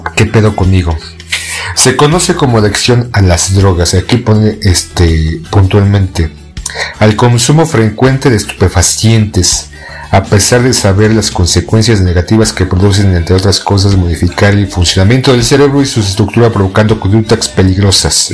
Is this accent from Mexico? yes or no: yes; Mexico; como muchos mexicanos